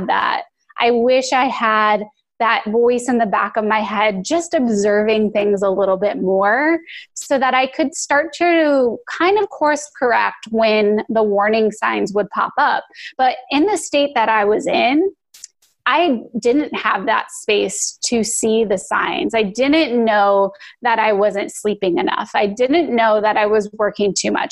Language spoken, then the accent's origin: English; Phoenix, Arizona, United States; moved away as an adult; also born or lived in Los Angeles; I hated growing up in Phoenix